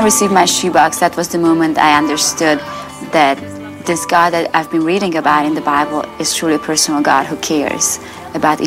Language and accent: English; Romania; moved away; My childhood was difficult as I grew up in Romania